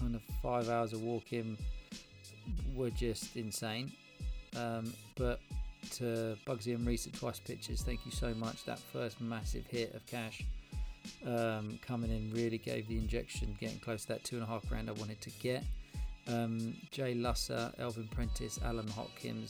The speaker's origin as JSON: {"language": "English", "country": "Spain", "tie": "born or raised there", "moved": "yes", "said": "my hometown in Spain"}